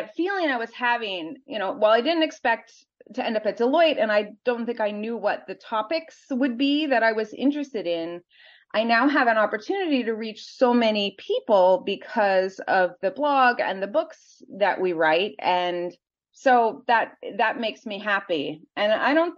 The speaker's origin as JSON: {"language": "English", "region": "Minnesota", "country": "United States", "tie": "born or raised there", "also_born_or_lived": "Wisconsin / New York", "moved": "as an adult", "said": "I grew up in Minnesota, sort of in a pretty homogeneous community."}